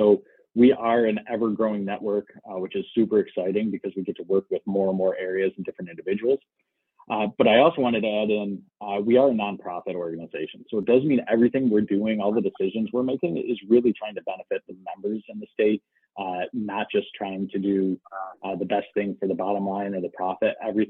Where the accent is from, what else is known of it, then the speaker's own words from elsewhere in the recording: Rochester, New York, United States; now in Michigan, United States; the state, the Buffaloes, Rochester, where I'm from, Syracuse, we all speak and kind of sound like we're from Michigan.